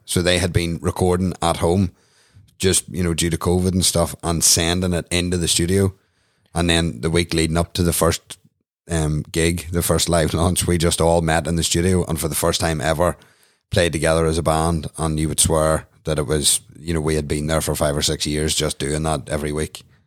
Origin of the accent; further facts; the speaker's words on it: Newcastle, Northern Ireland, United Kingdom; I'm from Newcastle County Down